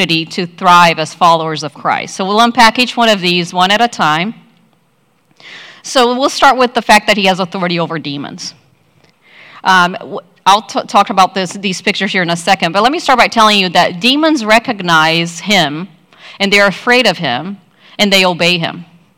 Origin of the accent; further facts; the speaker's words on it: Brazil; now in United States; I'm from Brazil. I've been in the U.S. for 30 plus years.